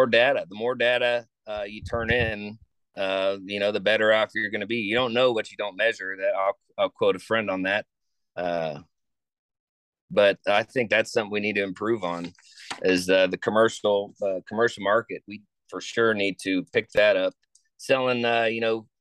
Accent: Florida, United States; I grew up in Florida

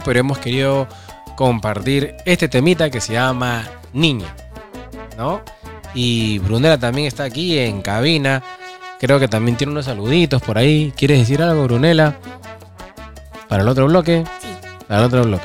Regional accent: Peru; Soy peruano.

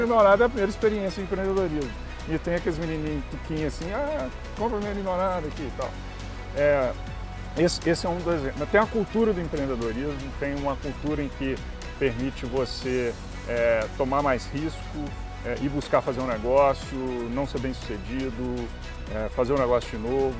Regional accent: Minas Gerais, Brazil; eu acho que a gente ainda como mineiro

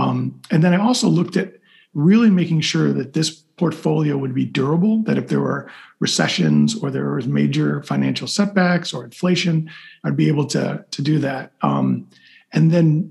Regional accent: Chicago, Illinois, United States; moved away as an adult; Growing up as a kid, I grew up in Chicago

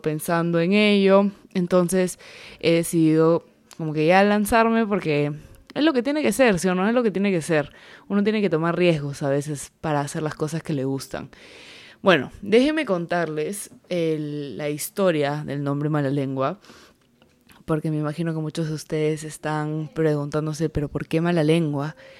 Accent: the Peruvian jungle, Peruvian Amazon, Peru; soy peruana, soy de la selva del Perú

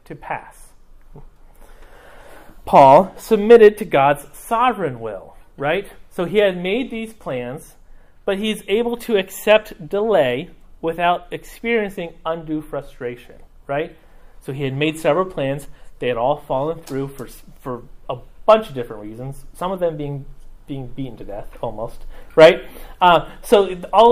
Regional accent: Mexico; moved away; I grew up in Mexico

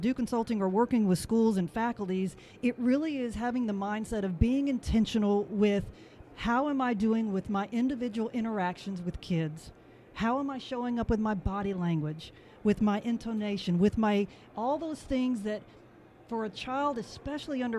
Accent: Dade City, Florida, United States; now in Nashville, United States; I actually grew up right down the road in Dade City, so it's nice to be back near my stomping ground.

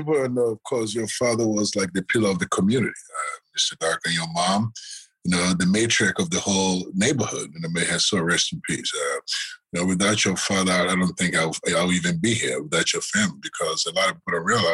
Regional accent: Ghana; moved away as an adult; also born or lived in Galveston, Texas; now in Beverly Hills, United States; I'm a board certified plastic surgeon in Beverly Hills, born and raised in Ghana.

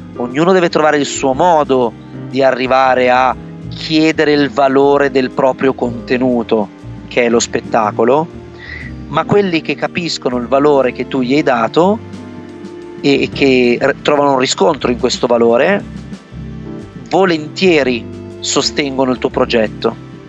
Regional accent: Vercelli, Piedmont, Italy; moved away as an adult; also born or lived in Turin; io sono originario in realtà di Vercelli, quindi questa cittadina di provincia circondata dalle risaie

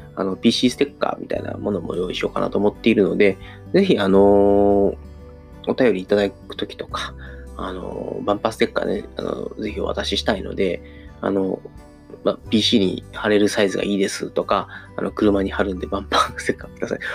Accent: Kansai, Japan; accent: Kansai-ben; 自分のね、この一応関西弁で早口みたいなところもあるので

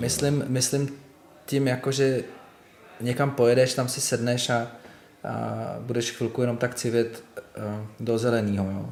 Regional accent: Litoměřice, Ústí nad Labem Region, Czechia; moved away as an adult; also born or lived in village near Most; now in Prague, Czechia; já jsem se narodil v Litoměřicích a rodiče teďka zase bydli v Litoměřicích. Ale když mi bylo 11, tak jsme se přestěhovali do takové vesnice u mostu a tam jsem žil prostě

